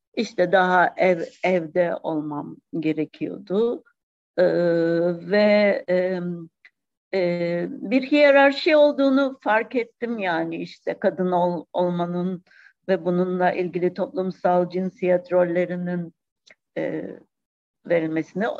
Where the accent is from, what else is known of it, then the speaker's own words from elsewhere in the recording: Cyprus; Kıbrıs'ta yaşananları e, küçük çok küçük yaşta bunları yaşadım yani 63 ve 74'ü.